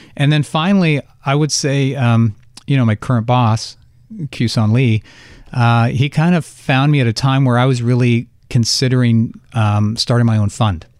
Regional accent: Canada; I'm Canadian and I did take French for twelve years

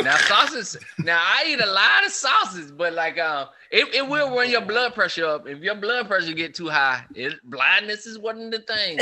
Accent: South Carolina, United States; I grew up in uh in South Carolina

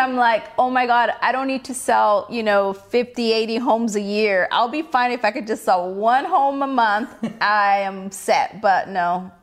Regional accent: Mexico; now in California, United States; I was born in Mexico. I mm-hmm. wasn't born here

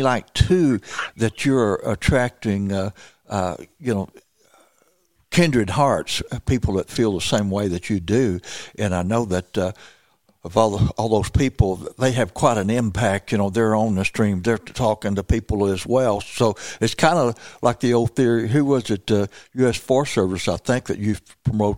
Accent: Missouri Bootheel, United States; I grew up down in Missouri, Boot Hill

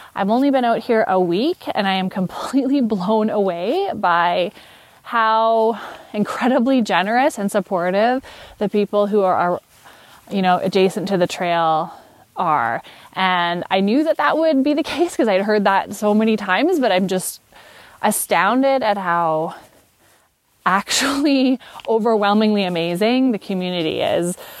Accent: Canada; I am from Canada

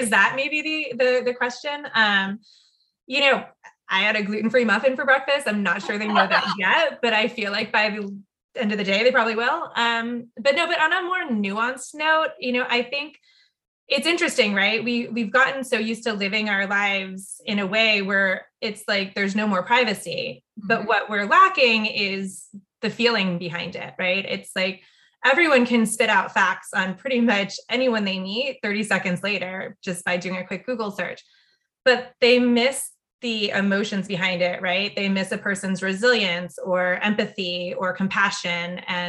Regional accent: Saudi Arabia; And a lot of that stemmed from growing up in Saudi Arabia.

